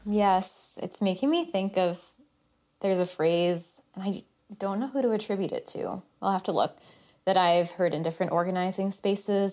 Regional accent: Oak Park, Illinois, United States; I grew up in the area. I grew up in Oak Park

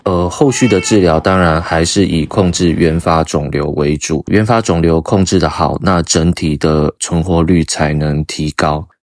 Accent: Taichung, Taiwan; 我们是台中人嘛，他就读，呃，台中一中

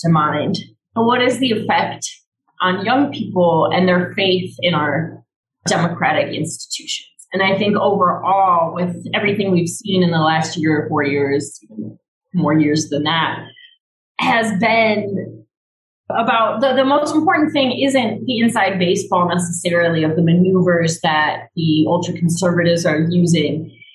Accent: Chicago, Illinois, United States; I grew up in Chicago and there's lots of diversity.

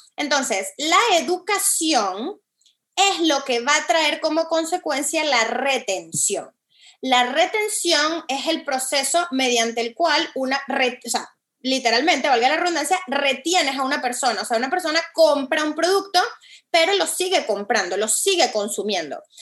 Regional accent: Venezuela; moved away as an adult; also born or lived in Caracas; now in Miami, United States; Yo soy venezolana, este, estoy tomando esta llamada desde Miami, aquí vivo hace siete años.

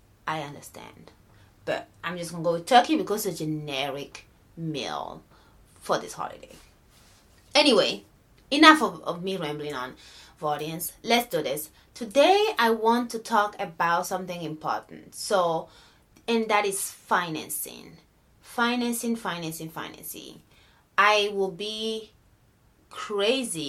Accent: Benin; moved away; born and raised in Benin

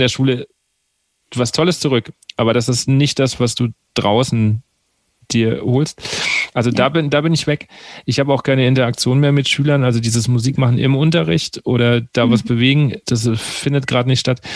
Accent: Aschaffenburg, Bavaria, Germany; also born or lived in Wiesbaden; Weil ich komme ja eigentlich aus Aschaffenburg

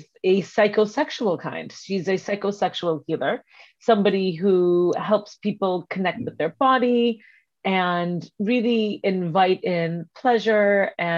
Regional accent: India; the part of the world that we are both from, which is South Asia. So Sonali is Sri Lankan and I am Indian

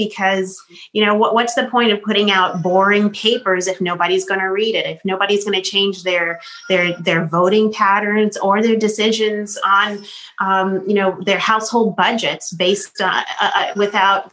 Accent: Boston, Massachusetts, United States; We grew up in Boston

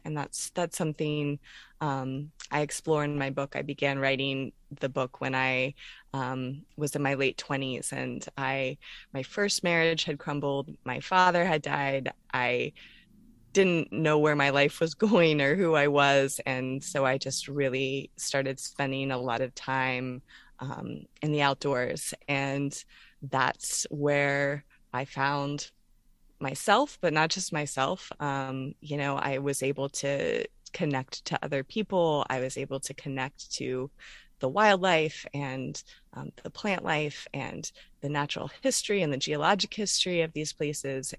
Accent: Orlando, Florida, United States; also born or lived in North Carolina / Pennsylvania / Shenandoah Valley, Virginia / Coshocton County, Ohio; now in Virginia, United States; I'm originally from Orlando, Florida, and that's where I grew up.

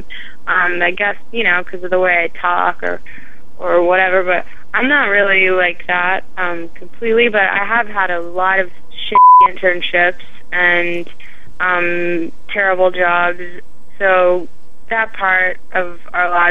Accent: Delaware, United States; I grew up in Delaware

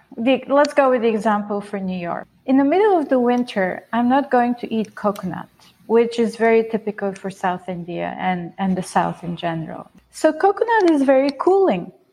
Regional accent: Bulgaria; moved away; I grew up in Bulgaria.

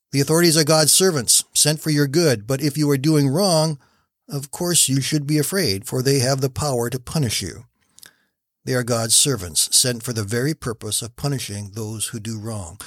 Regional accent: Canada; I am a Canadian

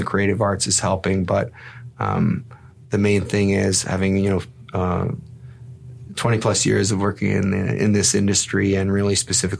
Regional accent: Toronto, Ontario, Canada; also born or lived in Winnipeg, Manitoba, Canada / Mississauga, Ontario, Canada; I was born in Winnipeg, but I was raised here in the Toronto area. I was in Scarborough until I was about 11 and then came out to the West End and I grew up in Mississauga.

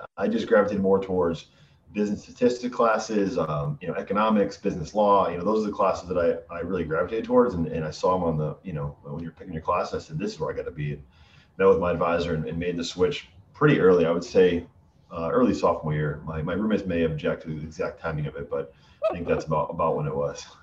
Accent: Western Massachusetts, United States; accent: Connecticut vanilla; moved away as an adult; now in Boston area, United States; I'm from Western Massachusetts, so I don't have. I have the sort of the Connecticut vanilla vanilla accent

